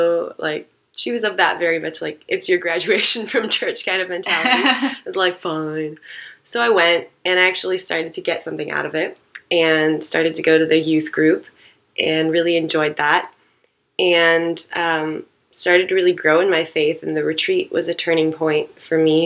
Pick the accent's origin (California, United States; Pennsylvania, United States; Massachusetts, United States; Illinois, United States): California, United States; Santa Monica; also born or lived in Portland, Oregon; I'm a quote-unquote LA native. I grew up in Santa Monica